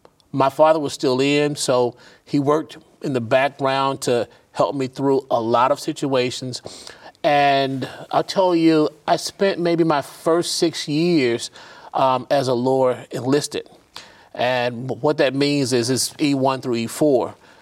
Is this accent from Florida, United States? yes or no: no; Chicago, Illinois, United States; born there; I am an Army brat, so I really grew up everywhere. I was born in Chicago, but because my father was an active duty serviceman in the U.S. Army, we moved everywhere.